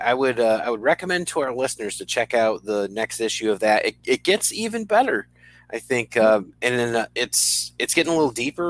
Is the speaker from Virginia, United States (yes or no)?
no; New Britain, Connecticut, United States; I was born in New Britain